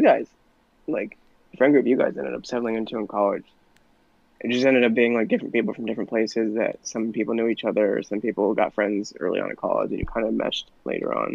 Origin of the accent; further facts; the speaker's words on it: Connecticut, United States; also born or lived in Indiana; we're all from Connecticut